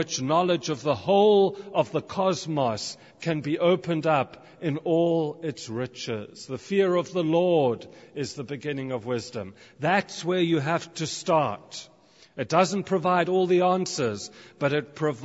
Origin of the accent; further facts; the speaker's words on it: South Africa; also born or lived in United Kingdom; now in Canada; I grew up in South Africa, I'm now a British citizen, and now I'm living in Canada.